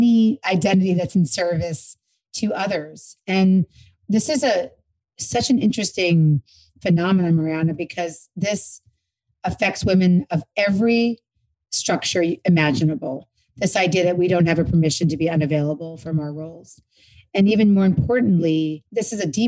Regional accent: New York, United States; now in Los Angeles, United States; I'm from New York, but I live in LA now.

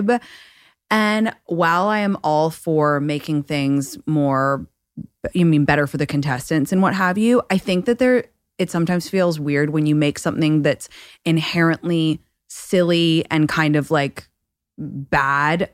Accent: London, United Kingdom; now in Los Angeles, United States; I'm from London and I live in Los Angeles currently

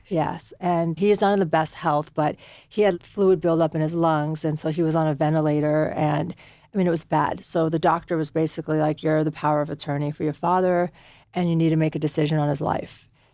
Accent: United States; born or raised there; also born or lived in Afghanistan

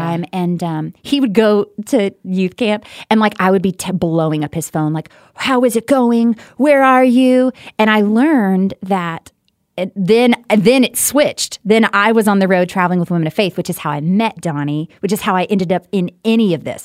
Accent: Texarkana, Texas, United States; also born or lived in Louisiana; I was born in Texarkana, Texas

